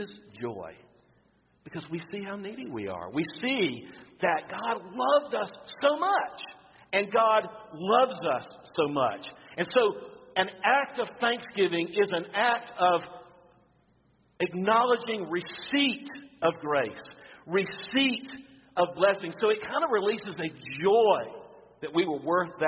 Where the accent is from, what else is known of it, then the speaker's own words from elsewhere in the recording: Florida, United States; I'm from Florida. We used to eat oyster dressing